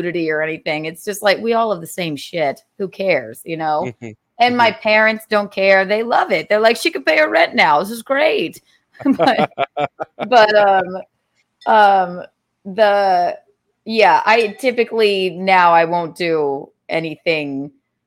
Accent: South Carolina, United States; I grew up in South Carolina

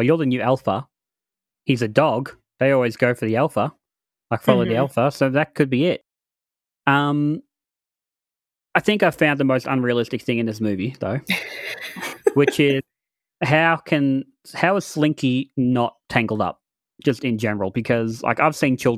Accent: Australia; I'm Australian

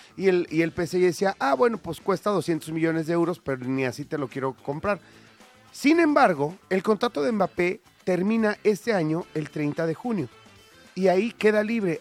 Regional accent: Mexico; acá en México

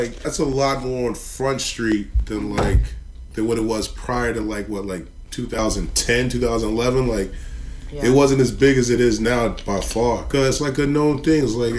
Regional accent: North Carolina, United States; moved away; Because I'm from North Carolina.

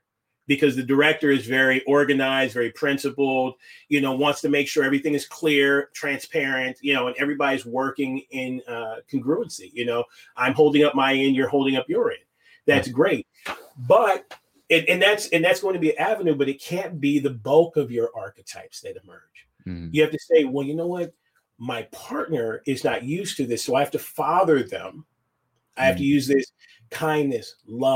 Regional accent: United States; as an American

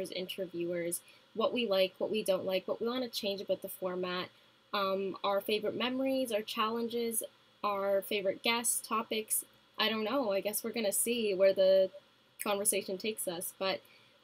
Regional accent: Canada; Canadian fellow here.

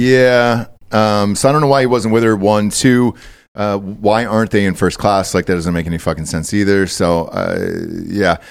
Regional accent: Georgia, United States; moved away; I grew up in Georgia

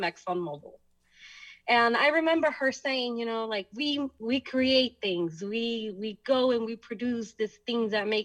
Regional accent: Houston, Texas, United States; also born or lived in El Salvador; they decided to come back to Houston, Texas, which is where we reside at the moment

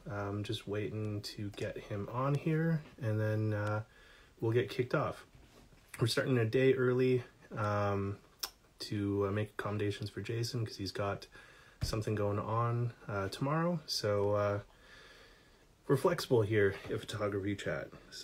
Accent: British Columbia, Canada; also born or lived in Vancouver / Kamloops; now in Toronto, Canada; Yeah, so I grew up out in British Columbia.

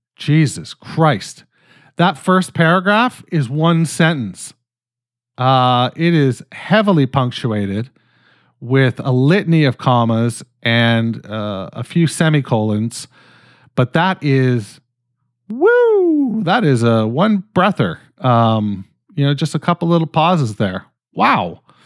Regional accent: Canada; I'm fucking Canadian

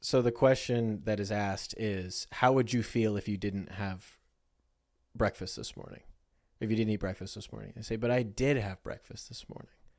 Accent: United States; we're American

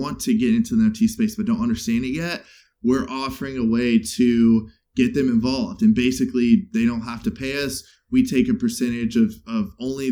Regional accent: Chicago, Illinois, United States; now in Los Angeles, United States; growing up in Chicago, growing up in the Midwest

